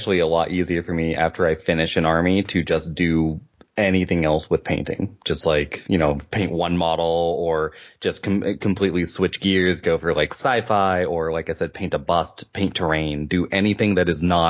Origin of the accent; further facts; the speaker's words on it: Virginia Beach, Virginia, United States; also born or lived in Seattle; Okay, I'm from Virginia, which is on the east coast of the United States. I'm from Virginia Beach, but I've lived in Seattle the longest in my life.